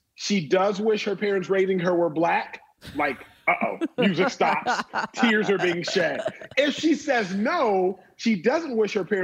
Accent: Texas, United States; born or raised there

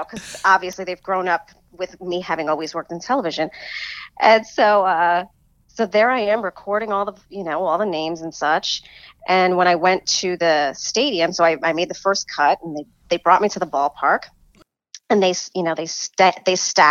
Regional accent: New York City, New York, United States; growing up a native New Yorker, growing up in the Bronx

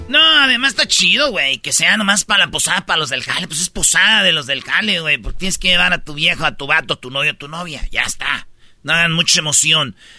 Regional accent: Jiquilpan, Michoacán, Mexico; moved away; en mi pueblo cuando hacían bailes, pues se oía cuando todo el sonido, güey. Y pues yo estaba morrido y yo no iba a los bailes, pero se oía hasta donde yo vivía. Allá por el lienzo charro se oían los bailes que hacían en el estadio de Jiquilpa

